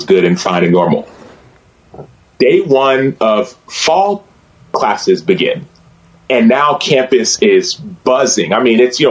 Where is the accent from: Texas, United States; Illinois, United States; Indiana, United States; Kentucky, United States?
Texas, United States; Dallas; I grew up in Dallas proper, so the part that was actually called Dallas